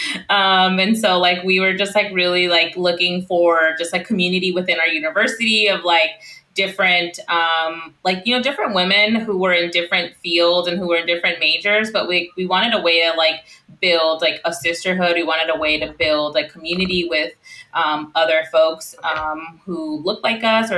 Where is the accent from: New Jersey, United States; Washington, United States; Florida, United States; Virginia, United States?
Washington, United States; Central; moved away as an adult; now in Illinois, United States; So we're both from the Central Washington area